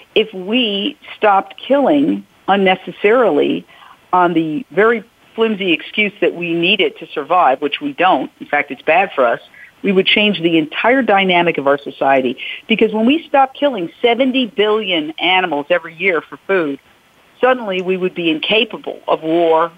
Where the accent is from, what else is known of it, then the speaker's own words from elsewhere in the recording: United States; as American women